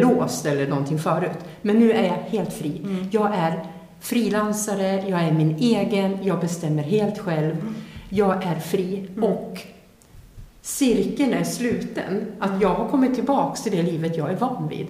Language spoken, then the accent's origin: Swedish; Sweden; jag är född svensk, jag kan språket